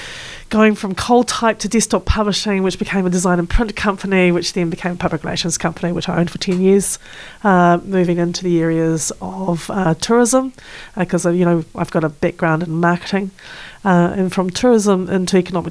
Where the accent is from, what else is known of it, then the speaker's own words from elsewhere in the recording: Auckland, New Zealand; also born or lived in Te Tai Tokerau (Northland); I'm an Auckland born and bred girl. I was born in Auckland in the old Cornwall Park Hospital back in the 1963.